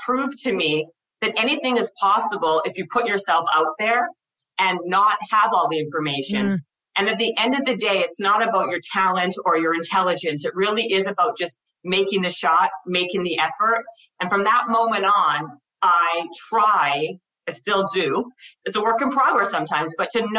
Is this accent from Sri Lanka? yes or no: no; Winnipeg, Manitoba, Canada; I'm from Winnipeg, Manitoba.